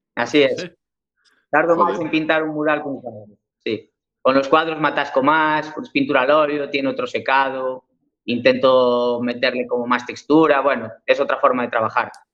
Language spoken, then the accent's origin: Spanish; Cambre, Galicia, Spain; yo soy gallego, ¿eh? nací en Cambre, viví toda mi vida aquí